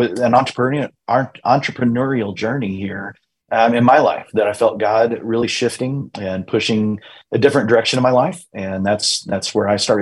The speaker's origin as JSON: {"language": "English", "area": "Eastern Plains", "region": "New Mexico", "country": "United States", "tie": "born or raised there", "said": "I grew up in the Eastern Plains in New Mexico."}